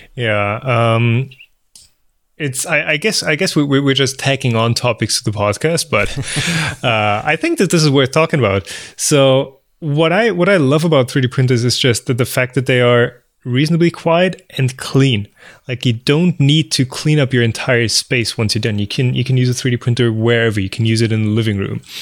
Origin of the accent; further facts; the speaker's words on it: Bavaria, Germany; We are both Bavarians